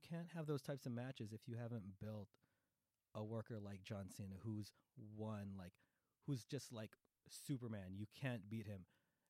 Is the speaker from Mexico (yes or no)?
no; Philippines; So it's just like, you know, in case I need to remind you guys, I'm Filipino. This is not the tequila sunrise. It's the Manila sunrise.